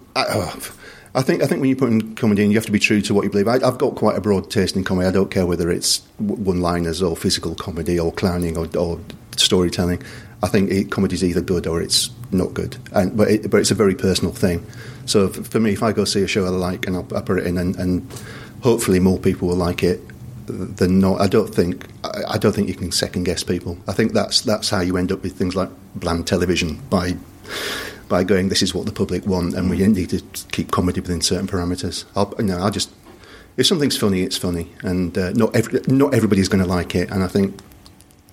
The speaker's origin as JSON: {"language": "English", "town": "Bradford", "region": "Yorkshire and the Humber", "country": "United Kingdom", "tie": "born or raised there", "moved": "yes", "said": "I'm originally from Bradford and the Alhambra in Bradford has a great pantomime tradition. So growing up, I remember I saw Les Dawson perform there."}